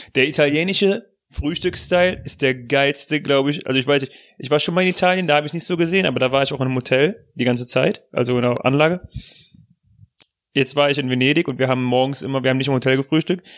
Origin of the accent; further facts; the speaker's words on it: Germany; als Deutscher